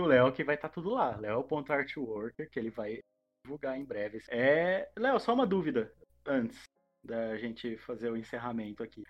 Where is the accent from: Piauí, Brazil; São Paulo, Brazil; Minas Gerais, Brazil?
São Paulo, Brazil; interior of São Paulo state, Brazil; a gente é do interior do, aqui do estado de São Paulo, mas a gente está na RMC, que já é tipo um conglomerado de uma região de Campinas